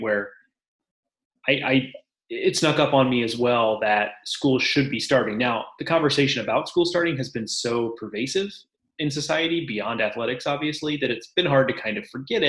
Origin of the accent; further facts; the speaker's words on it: Houston, Texas, United States; growing up in Houston